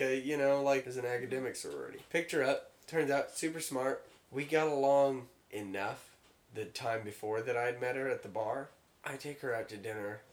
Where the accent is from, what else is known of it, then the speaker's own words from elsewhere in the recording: Hannibal, Missouri, United States; I'm from Hannibal